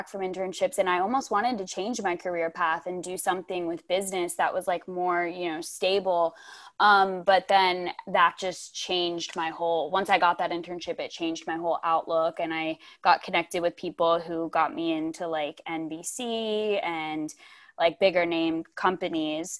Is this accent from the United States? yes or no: yes; United States; moved away as an adult; also born or lived in East Coast; now in Bakersfield, United States; I grew up in Amish country.